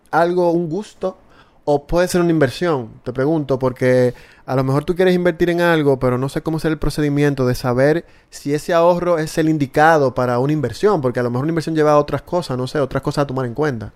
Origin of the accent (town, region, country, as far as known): Dominican Republic